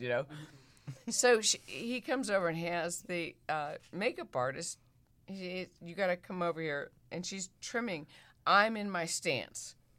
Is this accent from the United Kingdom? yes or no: no; Midwest, United States; moved away; I'm a girl from the Midwest